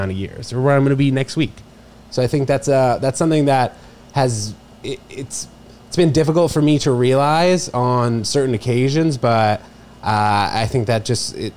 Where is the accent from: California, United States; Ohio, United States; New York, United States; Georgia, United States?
New York, United States; New York City; also born or lived in Princeton, New Jersey; we moved to 18th between 2nd and 3rd, and that's where I spent all my time until I was 18 years old